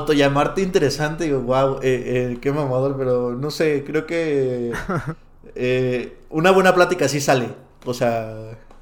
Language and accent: Spanish; Tepatitlán de Morelos, Jalisco, Mexico; moved away; yo nací en Tepatitlán de Morelos, Jalisco, un pueblito muy alejado de eh, varias cosas